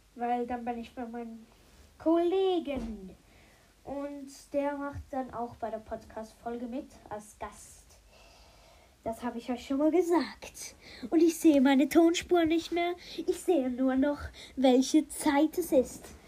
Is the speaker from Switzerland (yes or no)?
yes; Switzerland; ich komme aus der Schweiz